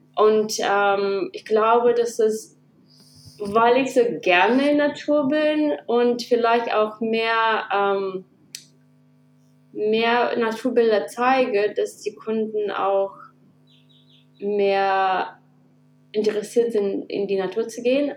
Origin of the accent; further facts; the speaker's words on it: Kazakhstan; moved away as an adult; also born or lived in Germany; now in Australia; ich bin in Kasachstan geboren. Ich war achtzehn, als wir nach Deutschland gekommen sind